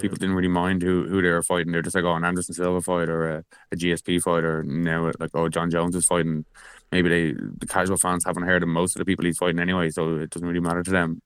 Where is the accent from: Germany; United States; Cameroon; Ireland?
Ireland; I'm Irish